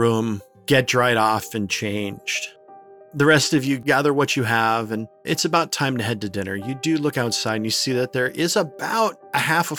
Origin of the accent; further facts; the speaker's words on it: Pennsylvania, United States; So, when I was a little kid, there was this really nasty hurricane that stalled over my hometown in Pennsylvania.